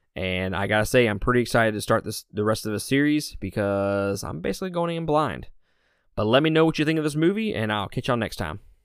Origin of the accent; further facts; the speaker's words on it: Mississippi, United States; I'm from Mississippi, so I can pronounce everything wrong